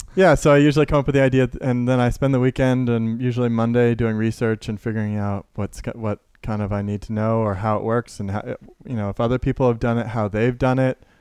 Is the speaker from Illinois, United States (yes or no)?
yes; Carbondale, Illinois, United States; I was born in Carbondale